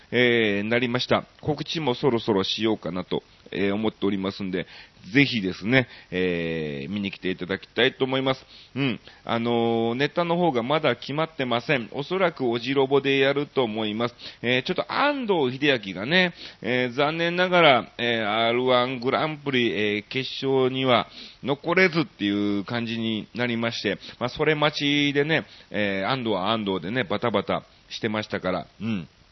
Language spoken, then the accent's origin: Japanese; Osaka, Japan; moved away as an adult; now in Tokyo, Japan; 大阪の方に帰ってまいりまして、いやー、久しぶりの大阪ということで